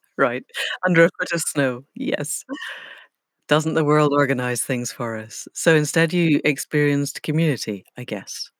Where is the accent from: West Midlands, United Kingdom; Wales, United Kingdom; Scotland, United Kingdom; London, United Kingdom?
Scotland, United Kingdom; moved away; also born or lived in England; I grew up in Scotland